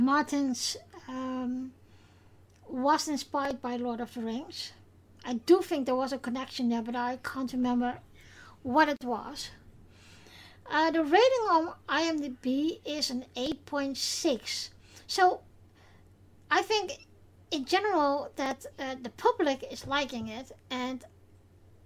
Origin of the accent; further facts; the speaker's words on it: Netherlands; first language Dutch; English is a second language; my native language, Dutch